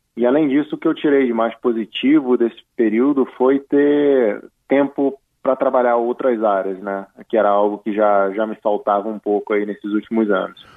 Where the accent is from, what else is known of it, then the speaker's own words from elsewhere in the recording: Petrópolis, Rio de Janeiro, Brazil; Eu estou em Petrópolis, que é a minha cidade natal, onde a minha família reside